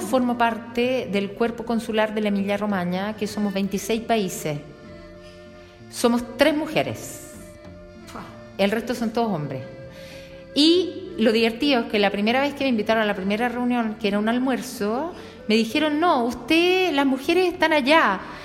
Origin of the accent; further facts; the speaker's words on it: Chile; now in Bologna, Italy; soy chilena